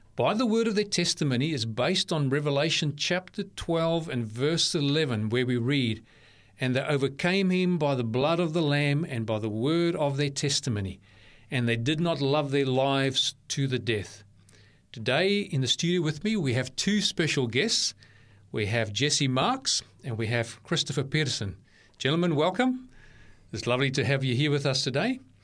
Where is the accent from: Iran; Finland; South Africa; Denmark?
South Africa; now in Australia; I grew up in South Africa